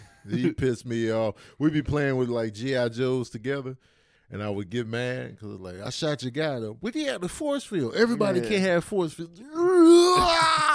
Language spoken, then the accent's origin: English; Brooklyn, New York, United States; I'm from Brooklyn.